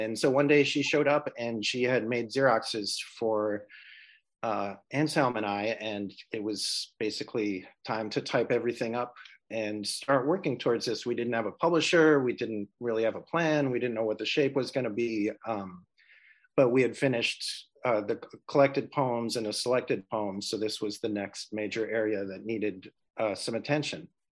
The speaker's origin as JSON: {"language": "English", "region": "New York", "country": "United States", "said": "as a New Yorker"}